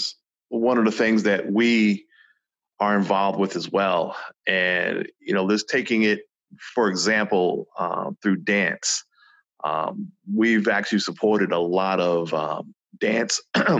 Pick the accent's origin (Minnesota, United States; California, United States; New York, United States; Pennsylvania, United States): New York, United States; New York City; growing up in New York City, I was only exposed to the platforms that I saw, you know, in the Bronx and Brooklyn